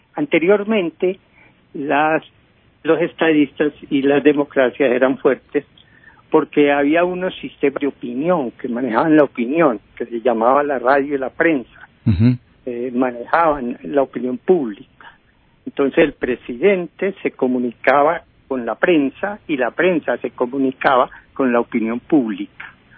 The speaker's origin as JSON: {"language": "Spanish", "country": "Colombia"}